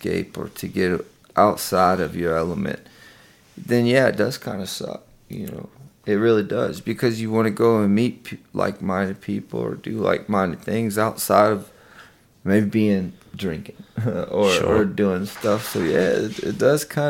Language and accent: English; the South, United States; we're from the South. You know, it's a small town